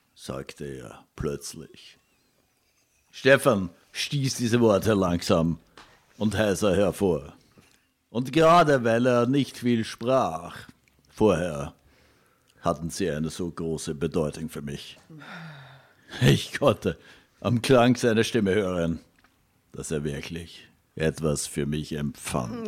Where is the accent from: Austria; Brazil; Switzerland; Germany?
Austria; Windischgarsten, Upper Austria; born or raised there; moved away